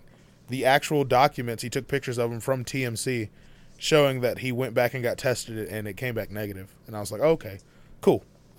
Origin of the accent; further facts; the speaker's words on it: Texas, United States; I'm from Texas.